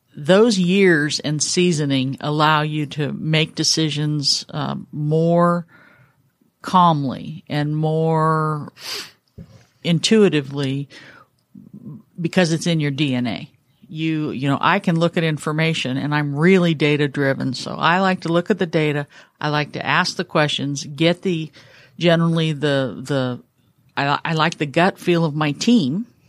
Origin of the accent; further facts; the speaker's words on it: Mendocino County, Northern California, United States; moved away as an adult; now in Atlanta, United States; I was born in Northern California, lived there for the first twenty-five years of my life, um, up in Mendocino County